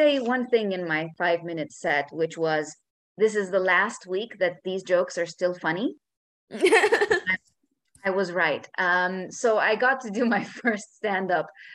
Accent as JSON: {"language": "English", "country": "Romania", "moved": "as an adult", "lives_now": "Barcelona, Spain", "said": "I am Romanian. I've been living in Barcelona"}